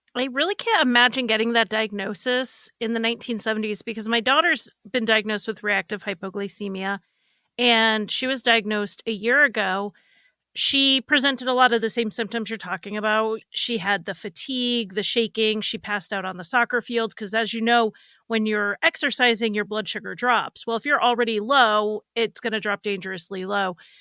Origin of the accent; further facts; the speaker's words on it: Northeast, United States; I grew up in the Northeast